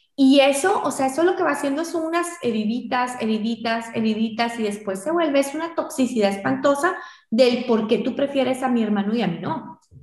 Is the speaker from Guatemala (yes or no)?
yes; Guatemala; en Guatemala, en mi país